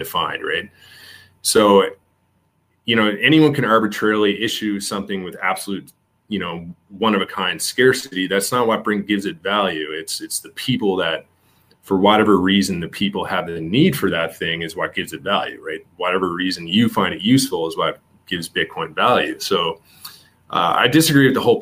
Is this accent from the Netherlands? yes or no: no; Canada; I'm Canadian